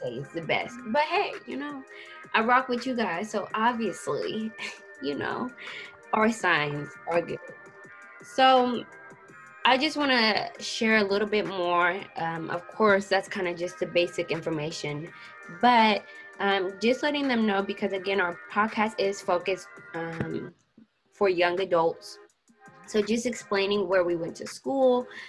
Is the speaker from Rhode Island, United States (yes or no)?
no; Bay Area, California, United States; I am from the Bay Area, born and raised.